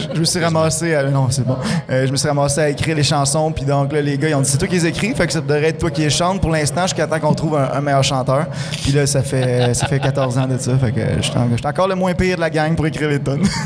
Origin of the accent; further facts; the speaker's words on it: Rouyn-Noranda, Quebec, Canada; je suis natif de Rwanda, C'est ici que j'ai commencé, dans, le garage à mes parents.